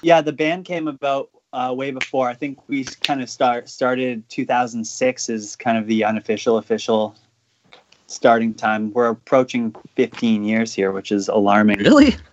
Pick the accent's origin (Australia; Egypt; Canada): Canada; as a Canadian